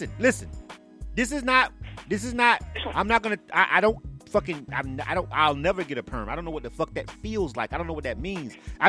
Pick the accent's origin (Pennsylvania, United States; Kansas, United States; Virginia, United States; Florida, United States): Florida, United States; now in Atlanta, United States; Florida, my home state, West Palm